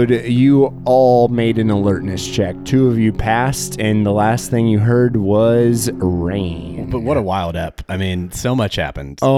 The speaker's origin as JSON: {"language": "English", "town": "Springfield", "region": "Missouri", "country": "United States", "said": "We're from Springfield, Missouri."}